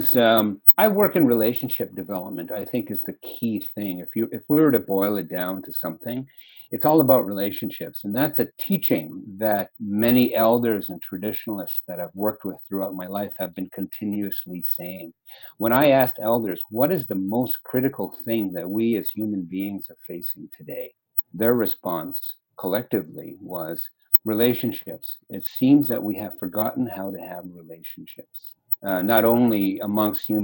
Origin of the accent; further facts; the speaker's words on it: Edmonton, Alberta, Canada; I've had the opportunity to grow up in Edmonton since I was 10. So Edmonton really is my home